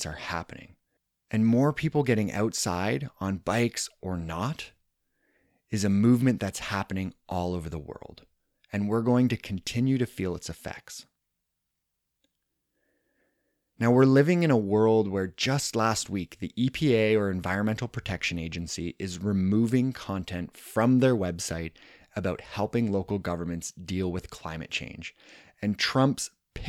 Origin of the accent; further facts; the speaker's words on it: Canada; my home country of Canada